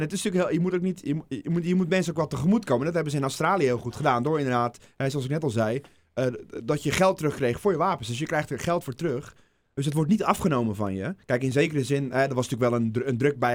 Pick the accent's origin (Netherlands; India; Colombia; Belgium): Netherlands; als Nederlander